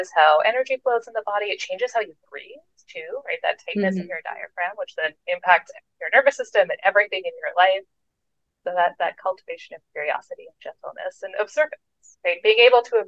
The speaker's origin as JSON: {"language": "English", "country": "Canada", "said": "I am Canadian"}